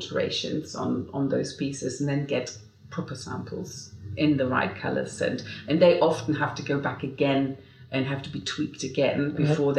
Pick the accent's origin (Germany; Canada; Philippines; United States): Germany; moved away as an adult; now in London, United Kingdom; I'm German. I've lived here for 29 years, but I'm not a British citizen.